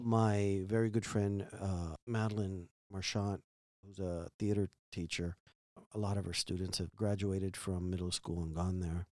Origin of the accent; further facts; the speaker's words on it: Miami, Florida, United States; growing up in Miami and being an immigrant and, well, not being an immigrant, but being from immigrants, my parents